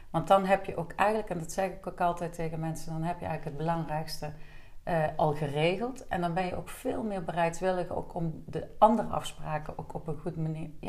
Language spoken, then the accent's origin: Dutch; Deurne, North Brabant, Netherlands; born there; now in Liessel, Netherlands; ik ben geboren in Deurne en ik woon bijna 15 jaar alweer in Liesel.